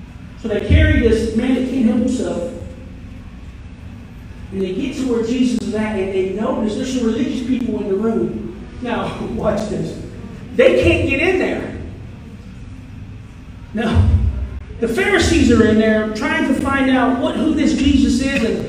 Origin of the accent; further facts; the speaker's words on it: United States; moved away as an adult; now in New York, United States; I'm born and raised in Sumter County, so it's been a long time